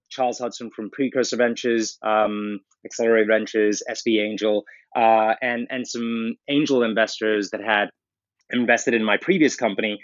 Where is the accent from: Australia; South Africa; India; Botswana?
South Africa; moved away; I grew up in South Africa